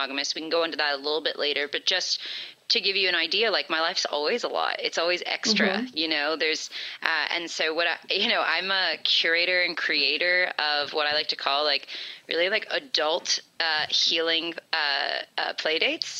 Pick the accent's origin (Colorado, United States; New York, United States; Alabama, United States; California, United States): California, United States; Born and raised in California